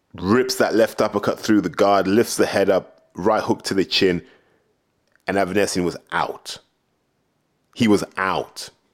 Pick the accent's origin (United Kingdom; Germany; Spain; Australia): United Kingdom